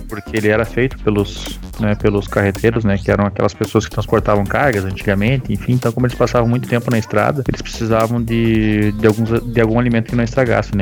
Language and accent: Portuguese; Passo Fundo, Rio Grande do Sul, Brazil; Passo Fundo, que é a cidade onde eu nasci